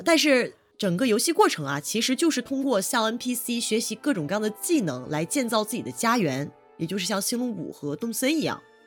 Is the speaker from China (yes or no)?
yes; China; 我们中国人